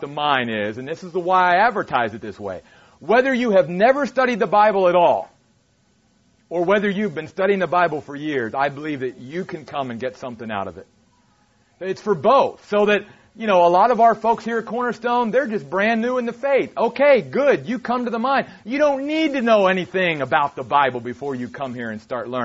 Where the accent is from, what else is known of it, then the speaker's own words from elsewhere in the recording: East Coast, United States; moved away; I'm from back east